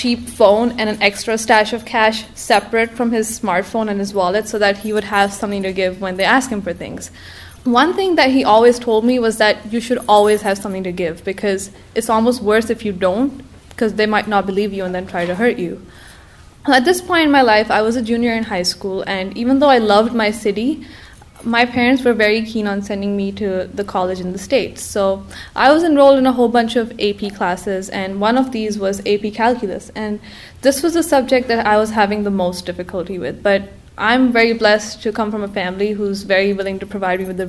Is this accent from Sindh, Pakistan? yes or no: yes; Karachi, Sindh, Pakistan; moved away; I was born in Karachi, Pakistan. It's a place I'm deeply attached to and will always call home